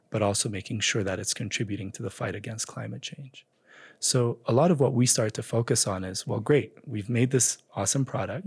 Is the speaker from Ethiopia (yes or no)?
yes; Addis Ababa, Ethiopia; moved away as an adult; also born or lived in United States; So I grew up in Ethiopia. I grew up in Addis Ababa. I spent my entire childhood there before heading off for college in the U S.